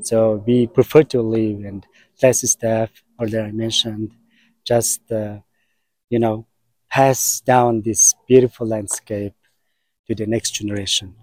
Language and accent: English; Mongolia; I was born in Mongolia. I'm a Mongolian man.